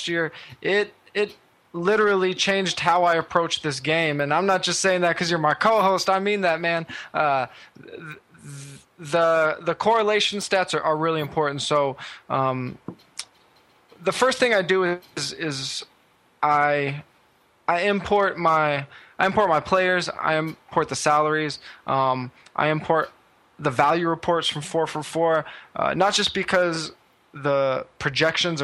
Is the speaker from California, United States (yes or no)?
yes; California, United States; I'm from California